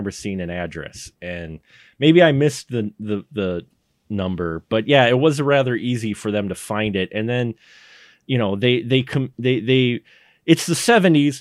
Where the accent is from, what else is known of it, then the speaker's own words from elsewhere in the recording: Milwaukee, Wisconsin, United States; I grew up in Milwaukee in urban areas